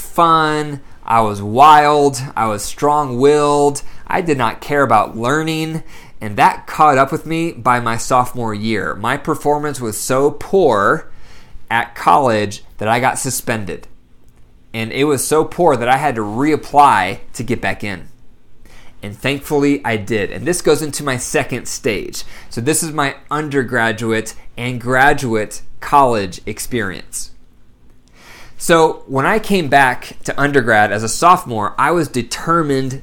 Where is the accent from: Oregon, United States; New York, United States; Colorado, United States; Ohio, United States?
Ohio, United States; Bryan; I was born in Bryan, Ohio. Very small town up in the northwest corner of Ohio, next to Indiana, next to Michigan